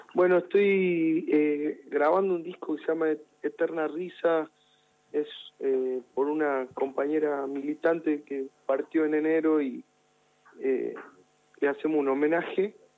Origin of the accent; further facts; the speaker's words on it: Jujuy, Argentina; la provincia de Jujuy, con mostrar eh, mi identidad, de dónde vengo